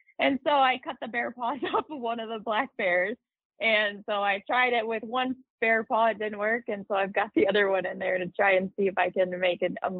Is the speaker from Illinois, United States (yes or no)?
no; the Lower Thumb area, Michigan, United States; moved away as an adult; now in Montana, United States; So I grew up in Michigan, the Lower Thumb area. I moved out of there when I was 18 and moved out to Montana